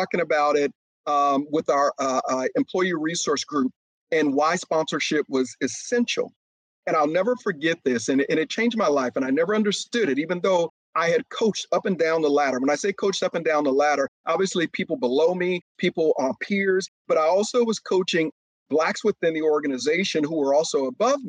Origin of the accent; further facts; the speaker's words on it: Oakland, California, United States; also born or lived in Waco, Texas; I was born in East Waco, Texas, and I grew up in East Oakland, California.